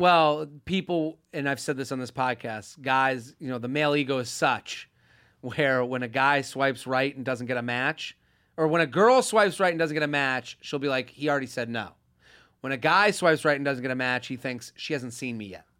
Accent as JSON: {"language": "English", "town": "Boston", "region": "Massachusetts", "country": "United States", "said": "I'm from Boston"}